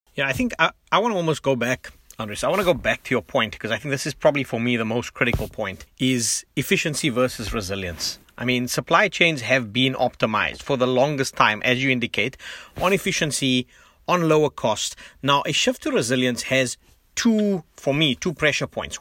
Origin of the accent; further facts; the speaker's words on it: South Africa; moved away; as a South African who lives globally